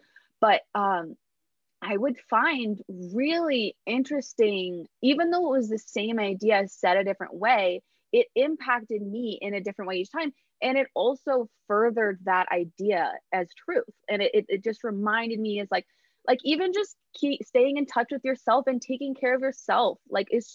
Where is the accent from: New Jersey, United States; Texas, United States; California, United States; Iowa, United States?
California, United States; Los Angeles; moved away as an adult; also born or lived in New York; I'm from